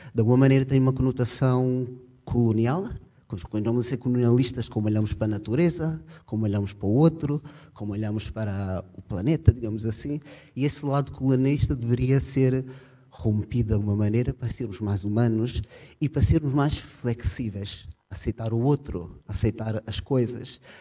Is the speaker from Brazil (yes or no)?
no; Portugal; moved away as an adult; Eu sou português, ah, até já desde 2005 vivo fora de Portugal